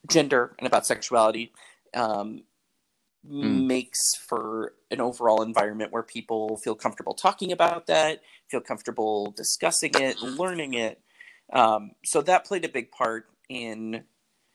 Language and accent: English; Milwaukee, Wisconsin, United States; now in St. Louis, United States; I was born and raised in Milwaukee, Wisconsin